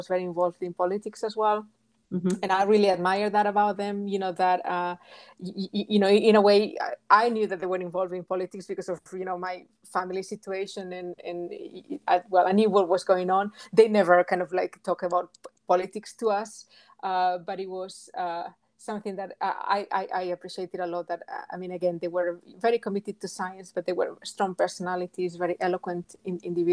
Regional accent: Galicia, Spain; English is a second language; moved away as an adult; also born or lived in England / United States; I come from Galicia, which is in the northwest of Spain.

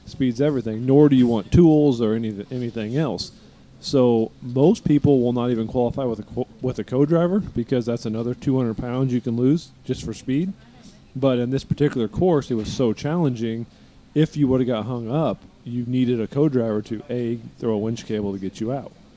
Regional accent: East Coast, United States; we're from the East Coast.

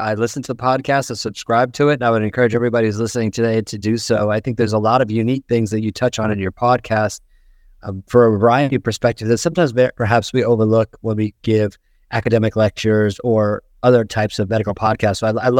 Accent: Indiana, United States; also born or lived in Chicago; I grew up in Indiana, essentially. I was born in Chicago, and we moved. I was really young as my father got transferred.

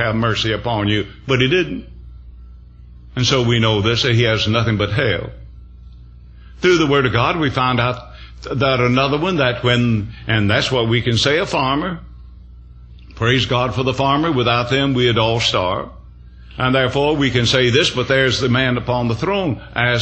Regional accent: the South, United States; I came from the South

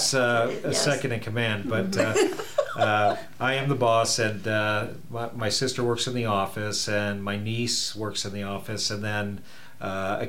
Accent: Midwest, United States; also born or lived in Sioux City, Iowa / Raytown, Missouri / Kansas City, Missouri; now in Arizona, United States; I'm a Midwesterner

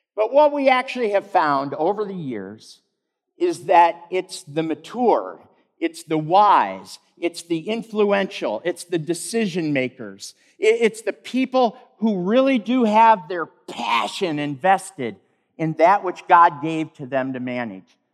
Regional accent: Michigan, United States; Not far from the home where I grew up in Michigan

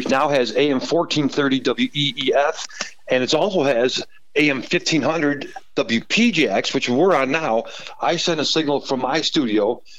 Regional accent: Chicago, Illinois, United States; My dad was a Chicago fireman, so we had to live in the city. So we lived at the Harlem and Foster first.

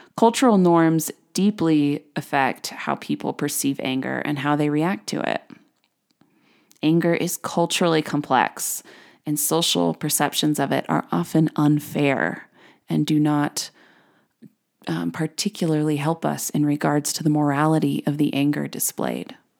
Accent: United States; as an American

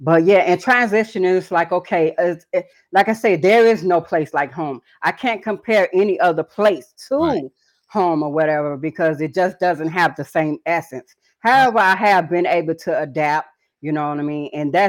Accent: Chicago, Illinois, United States; also born or lived in Atlanta / Phoenix; now in Madison, United States; Originally, I'm from Chicago. Currently, I'm in Madison, Wisconsin, coming out of all over the world, you know, Atlanta, Georgia, Phoenix, Arizona, briefly Sacramento, California

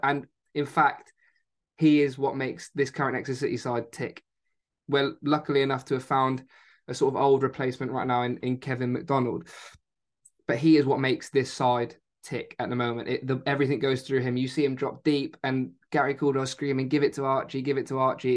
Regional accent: Exeter, South West England, United Kingdom; born or raised there; also born or lived in Spain

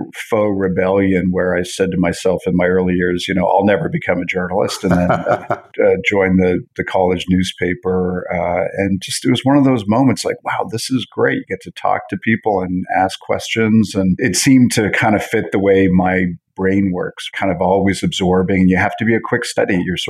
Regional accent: Montreal, Quebec, Canada; also born or lived in New York / Toronto; So I was born in Montreal and sort of border hop between Canada and the U.S. every 5 years. Montreal, then New York, then back to Montreal, went to college in Toronto.

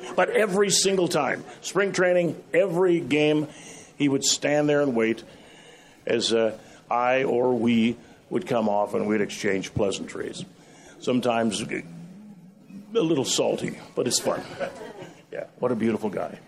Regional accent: Chicago, Illinois, United States; I grew up on the South Side

